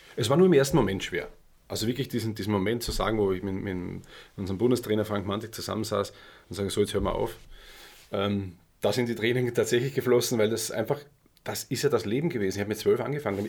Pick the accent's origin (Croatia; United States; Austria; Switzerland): Austria; also born or lived in Germany